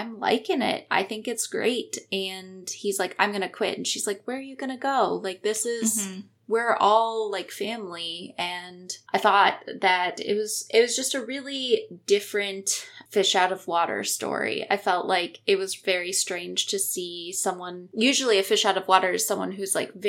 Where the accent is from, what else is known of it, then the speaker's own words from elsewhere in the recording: Chicago, Illinois, United States; also born or lived in Naperville, Illinois; I grew up in Illinois. I grew up kind of in the Chicago area